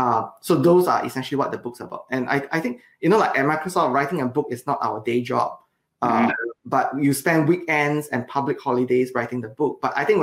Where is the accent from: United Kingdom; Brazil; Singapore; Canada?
Singapore; now in Redmond, United States; So I moved out of Singapore about 13 years ago. And as many of you know, or if you have not, Singapore is a beautiful island.